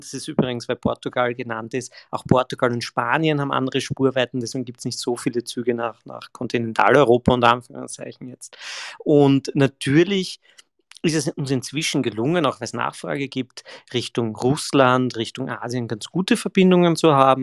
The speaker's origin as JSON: {"language": "German", "town": "Graz", "region": "Styria", "country": "Austria", "said": "bin ja ein, ein Grazer"}